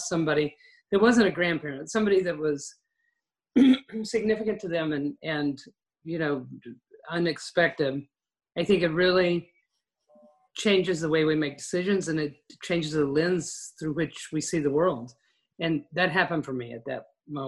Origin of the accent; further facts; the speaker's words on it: West Texas, United States; I grew up in West Texas